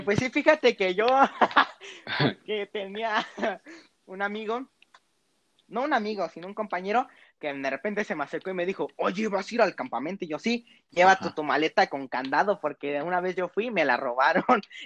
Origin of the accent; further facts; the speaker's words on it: Monterrey, Nuevo León, Mexico; accent: regiomontano; mi, mi acento regiomontano que mis papás me han hecho recalcar que al parecer hablo como regio